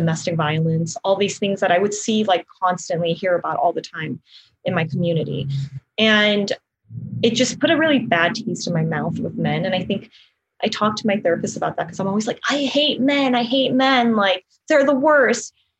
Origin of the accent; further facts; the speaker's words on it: Los Angeles, California, United States; I grew up in the South Bay here